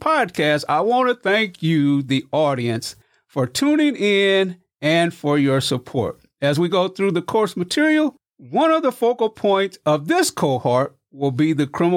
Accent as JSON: {"language": "English", "region": "Missouri", "country": "United States", "moved": "yes", "said": "That's my home state, too. Yeah, the show me state"}